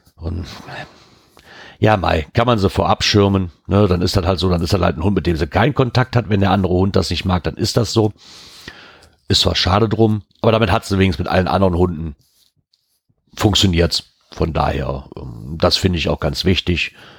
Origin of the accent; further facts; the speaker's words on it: Germany; ich als Deutscher